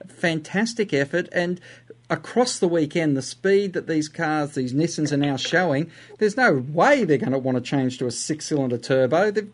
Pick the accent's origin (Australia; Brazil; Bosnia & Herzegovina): Australia; However, we are an Australian.